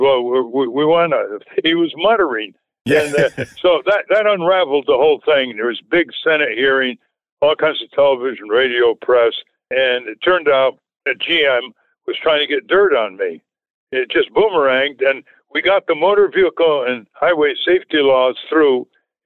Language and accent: English; New England, United States; growing up in New England in those days